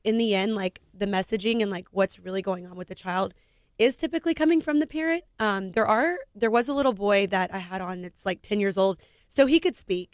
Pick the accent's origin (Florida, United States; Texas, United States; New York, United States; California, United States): Texas, United States; Houston; also born or lived in Katy, Texas; I'm from Houston, Texas